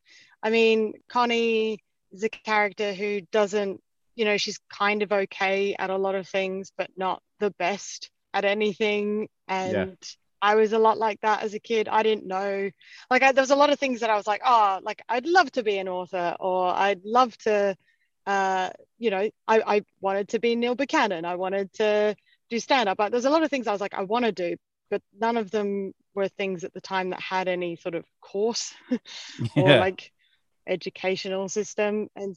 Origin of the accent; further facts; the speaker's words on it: Adelaide, South Australia, Australia; now in London, United Kingdom; Yeah, I'm from Australia and I'm from Adelaide as well, which is a smaller city